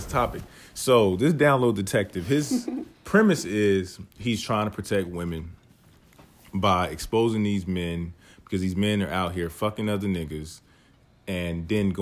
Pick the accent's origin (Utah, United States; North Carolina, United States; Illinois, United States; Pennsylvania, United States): North Carolina, United States; we grew up in North Carolina